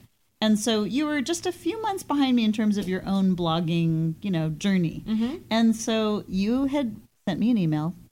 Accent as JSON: {"language": "English", "town": "Portland", "region": "Oregon", "country": "United States", "said": "I'm from Portland, Oregon"}